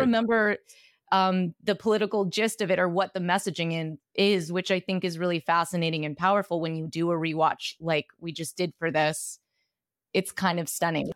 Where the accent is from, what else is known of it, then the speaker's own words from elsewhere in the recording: Brooklyn, New York, United States; also born or lived in Los Angeles; I'm from Brooklyn, New York